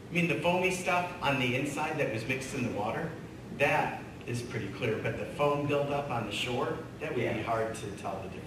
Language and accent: English; Michigan, United States; I grew up near Saginaw Bay